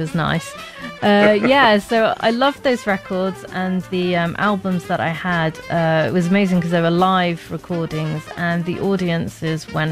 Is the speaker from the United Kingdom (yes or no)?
yes; London, United Kingdom; also born or lived in Bahrain; when we moved to England, well, we moved to London, South London, when I was, 9